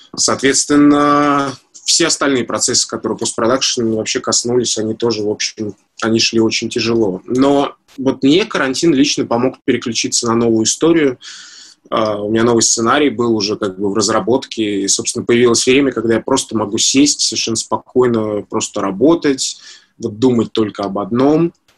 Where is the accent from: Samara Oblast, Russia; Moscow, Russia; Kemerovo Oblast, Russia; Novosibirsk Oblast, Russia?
Moscow, Russia; я как москвич